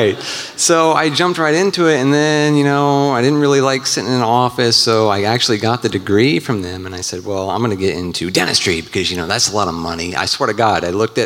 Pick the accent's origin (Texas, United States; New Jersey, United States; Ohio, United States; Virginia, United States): Virginia, United States; moved away as an adult; now in Nashville, United States; I'm actually from Virginia, but I just moved here to Nashville in October